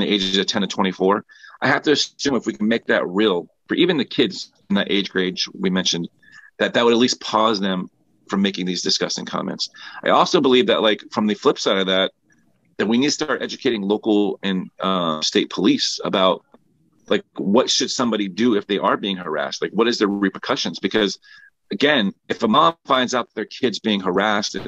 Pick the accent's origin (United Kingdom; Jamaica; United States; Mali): United States; Philadelphia, Pennsylvania; I grew up in Strawberry Mansions, Philadelphia